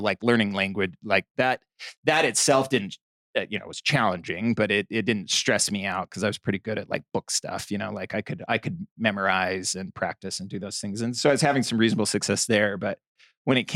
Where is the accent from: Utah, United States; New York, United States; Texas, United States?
Utah, United States; Bountiful; also born or lived in Provo, Utah; I grew up in Bountiful, Utah